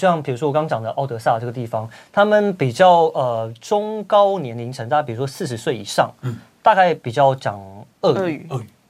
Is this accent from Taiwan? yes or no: yes; Taiwan; 我我生在台湾，我生在台湾，我长在台湾，我就是台湾人。